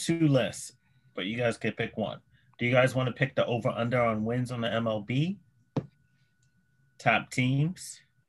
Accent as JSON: {"language": "English", "town": "New York City", "region": "New York", "country": "United States", "said": "I'm from Queens"}